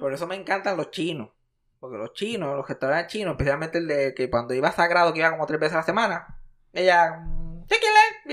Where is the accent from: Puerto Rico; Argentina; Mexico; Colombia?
Puerto Rico; yo soy de Puerto Rico